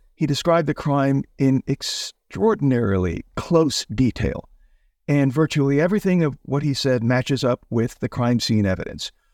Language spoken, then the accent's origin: English; Houston, Texas, United States; I grew up in Houston, Texas